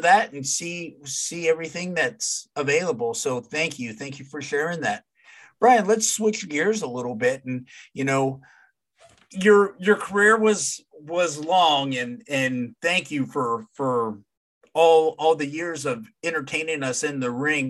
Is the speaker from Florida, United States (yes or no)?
no; Dallas, Texas, United States; when I grew up in the Dallas area